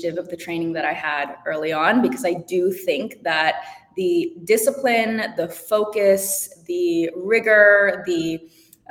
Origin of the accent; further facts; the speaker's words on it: Madison, Wisconsin, United States; I was born in Madison, Wisconsin, and my parents immigrated right after the Cultural Revolution